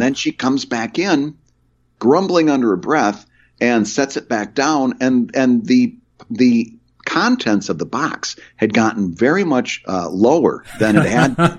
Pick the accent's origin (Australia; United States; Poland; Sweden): United States; Michigan; the small town I grew up in in Michigan